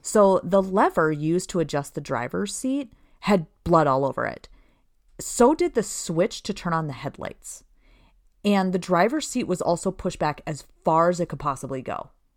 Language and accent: English; Princeton, Minnesota, United States; I grew up in Princeton, Minnesota